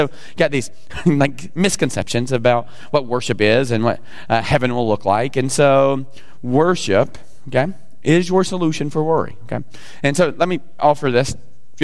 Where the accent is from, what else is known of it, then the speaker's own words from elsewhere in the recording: the South, United States; I'm from the South.